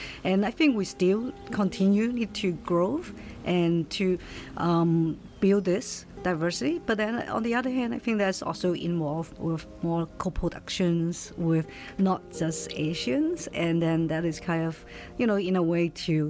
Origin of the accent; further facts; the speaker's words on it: Halifax, Nova Scotia, Canada; moved away as an adult; also born or lived in United States; now in Vancouver, Canada; And so I'm from Halifax. I grew up in Halifax, and then I moved to Vancouver because of the job. And I actually stayed in the States for a long time before I moved back to Canada.